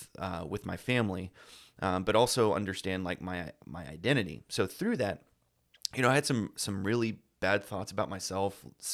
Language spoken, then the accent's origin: English; Texas, United States; I'm proud Texan, you know, true blue Texan, just grown up in the small, you know, one light, cities of, okay. You know, just small town USA.